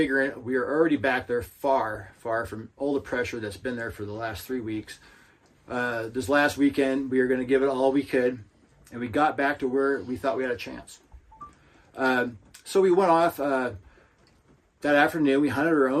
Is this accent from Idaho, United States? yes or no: yes; Lewiston, Idaho, United States; my hometown, Lewiston